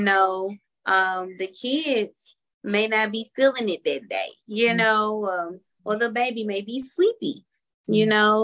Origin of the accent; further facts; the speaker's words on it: Memphis, Tennessee, United States; moved away as an adult; now in Atlanta, United States; we're originally from Memphis, Tennessee